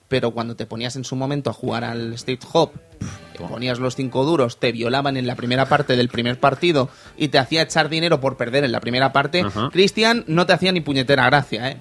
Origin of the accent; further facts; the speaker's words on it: Fuencaliente, Castilla-La Mancha, Spain; En mi pueblo, allí en Fuencaliente, en Castilla-La Mancha